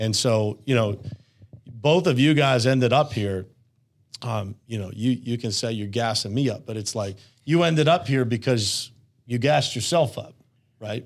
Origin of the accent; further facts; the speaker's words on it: Uniontown, Pennsylvania, United States; born and raised in Uniontown, Pennsylvania